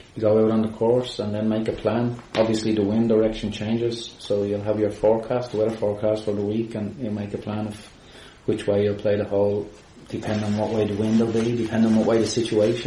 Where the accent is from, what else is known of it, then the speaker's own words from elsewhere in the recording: Bray, County Wicklow, Ireland; I grew up in Bray, close to Woodbrook Golf Club